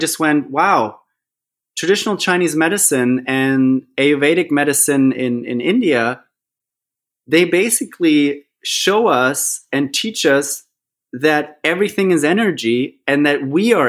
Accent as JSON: {"language": "English", "country": "Germany", "moved": "yes", "lives_now": "Australia", "said": "I'm originally from Germany."}